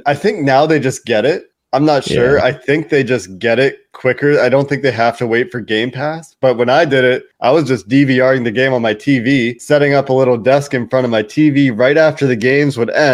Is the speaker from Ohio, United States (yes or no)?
yes; Cincinnati, Ohio, United States; moved away; I grew up in Cincinnati and became a Bengals fan because I grew up in Cincinnati